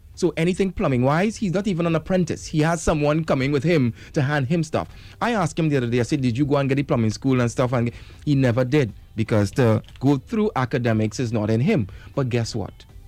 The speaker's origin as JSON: {"language": "English", "country": "Trinidad & Tobago", "said": "as a Trinidadian"}